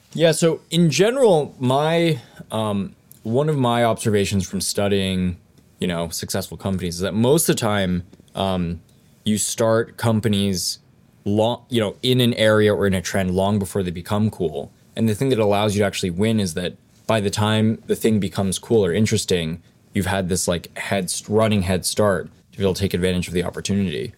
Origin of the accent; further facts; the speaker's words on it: Los Alamos, New Mexico, United States; I grew up in Los Alamos, New Mexico